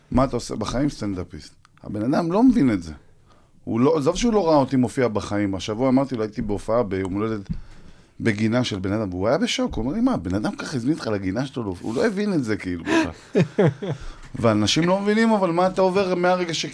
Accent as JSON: {"language": "Hebrew", "town": "Tiberias", "region": "Northern District", "country": "Israel", "tie": "born or raised there", "also_born_or_lived": "Ariel", "moved": "as an adult", "said": "אני מטבריה, נולדתי בורן נכון. אנד raised."}